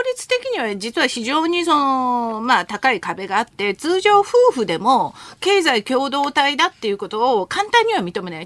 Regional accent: Japan; born or raised there; Japanese is a second language; also born or lived in Seoul, South Korea

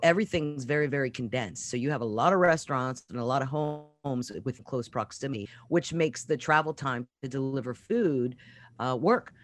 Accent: Pittsburgh, Pennsylvania, United States; moved away as an adult; also born or lived in Norfolk, Virginia / Virginia Beach, Virginia; I'm actually from Pittsburgh, Pennsylvania

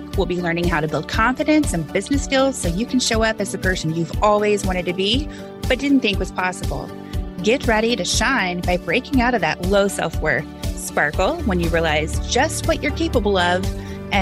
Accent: Louisville, Kentucky, United States; I was born in the Louisville, Kentucky area

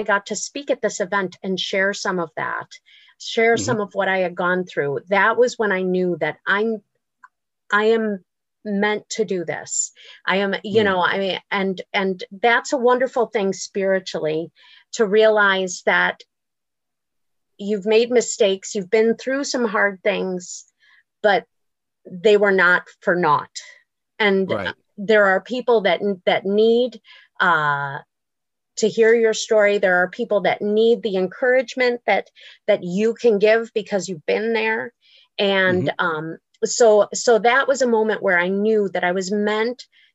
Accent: Buffalo, New York, United States; I grew up in Buffalo

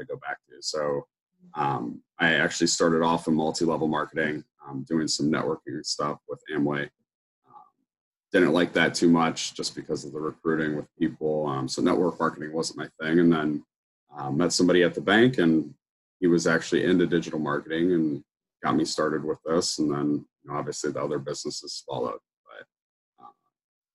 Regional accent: Ohio, United States; I'm from Ohio in the United States

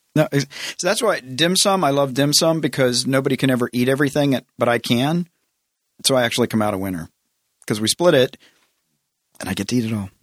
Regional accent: the South, United States; I grew up in the South, so everybody, you have to go, you have to go to church.

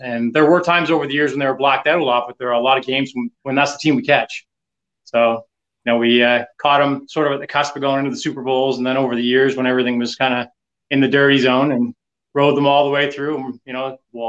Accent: Canada; I'm from the East Coast. I think I'm probably in the area of about 1,200 miles away from Buffalo.

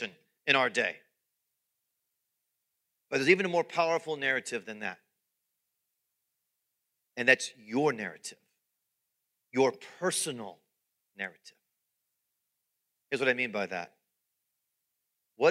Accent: United States; American followers of Jesus

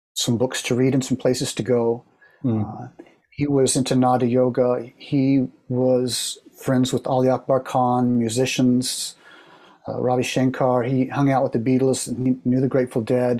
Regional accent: Oklahoma, United States; moved away as an adult; also born or lived in San Diego, California / San Francisco, California; I grew up in Oklahoma, and so I moved to San Diego

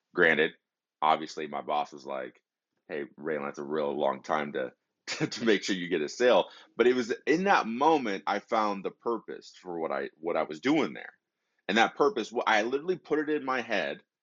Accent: Detroit, Michigan, United States; moved away; they were from Detroit like me. I'm originally from Michigan

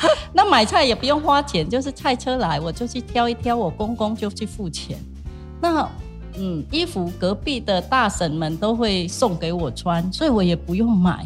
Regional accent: Cambodia; Chinese is a second language; moved away as an adult; also born or lived in Changhua, Taiwan; now in Taiwan; 我是柬埔寨的，嗯。因为讲话有口音

